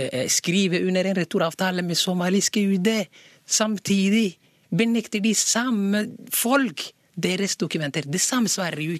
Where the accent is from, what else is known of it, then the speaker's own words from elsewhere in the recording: Norway; Hallo, jeg er norsk.